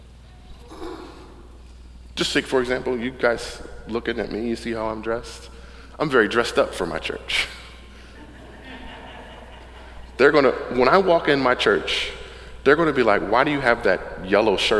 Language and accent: English; Camden, New Jersey, United States; moved away as an adult; now in Wilmington, United States; the neighborhood that I grew up in Camden was South Camden